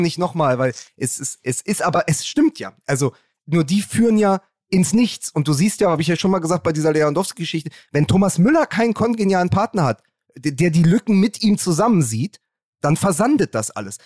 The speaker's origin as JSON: {"language": "German", "region": "Berlin", "country": "Germany", "said": "als Berliner"}